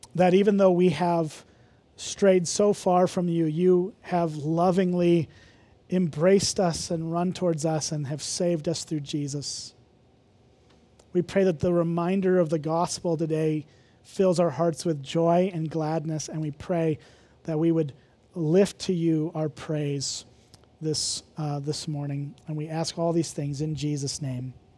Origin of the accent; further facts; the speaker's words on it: Illinois, United States; moved away; I'm from Illinois